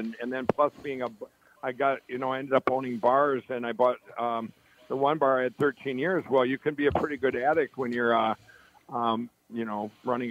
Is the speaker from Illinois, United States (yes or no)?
no; Chaska, Minnesota, United States; I grew up in Chaska, in Chaska and Carver, Minnesota